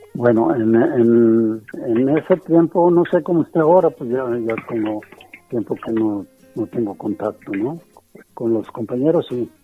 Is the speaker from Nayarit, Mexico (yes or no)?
yes; Ruiz, Nayarit, Mexico; El pueblo era Ruiz Nayarit